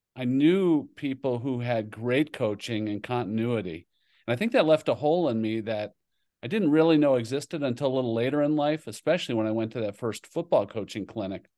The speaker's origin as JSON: {"language": "English", "town": "Kingsford", "region": "Michigan", "country": "United States", "tie": "born or raised there", "also_born_or_lived": "New Jersey", "moved": "as an adult", "said": "the Upper Peninsula, Michigan, a town called Iron Mountain, actually Kingsford, Michigan. And so that's where I grew up"}